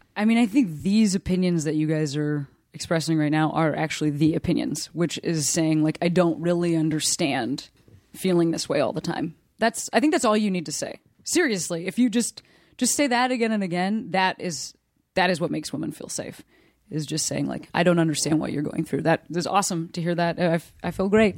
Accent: Chicago, Illinois, United States; moved away as an adult; I moved back to my hometown Chicago

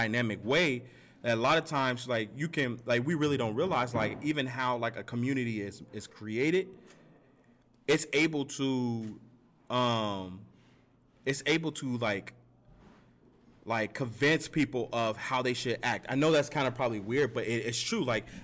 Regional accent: Gary, Indiana, United States; I grew up, I'm from Gary, Indiana. I grew up there

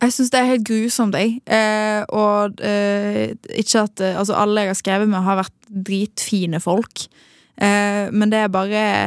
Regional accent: Western Norway, Norway; Som en ekte vestlending

